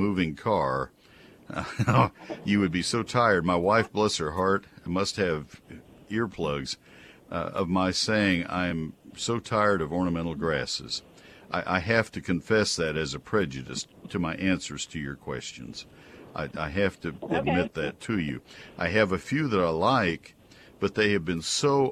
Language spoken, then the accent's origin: English; College Station, Texas, United States; now in McKinney, United States; I grew up with it in College Station